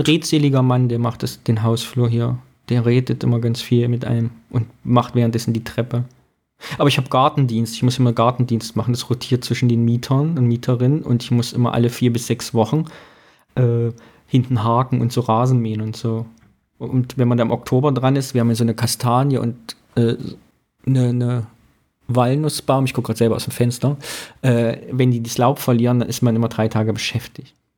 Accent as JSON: {"language": "German", "region": "Thuringia", "country": "Germany", "said": "bei uns in Thüringen"}